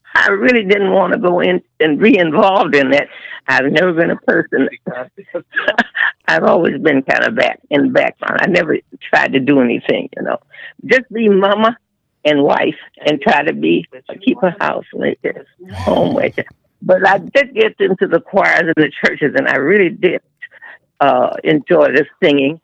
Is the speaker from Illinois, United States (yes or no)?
yes; Chicago, Illinois, United States; I was born and raised in Chicago on the west side